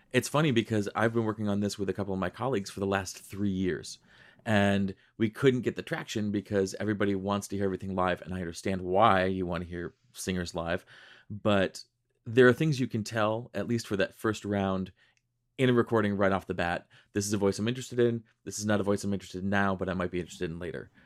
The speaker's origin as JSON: {"language": "English", "town": "Rochester", "region": "New York", "country": "United States", "tie": "born or raised there", "said": "I grew up in Western New York. I grew up in Rochester."}